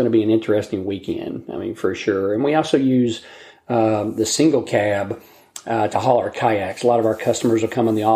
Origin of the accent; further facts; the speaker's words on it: Kentucky, United States; the only physician in the town that I grew up in Kentucky